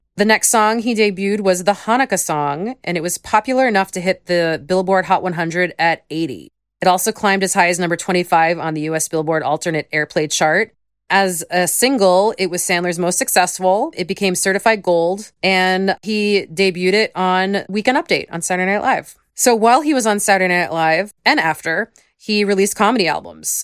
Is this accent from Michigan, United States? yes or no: no; Long Island, New York, United States; I grew up on Long Island